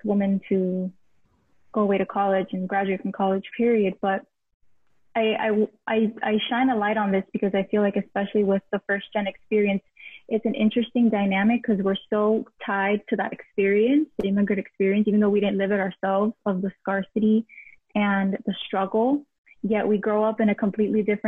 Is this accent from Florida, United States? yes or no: yes; Miami, Florida, United States; first language Spanish; English is a second language; growing up in a household where like my first language was Spanish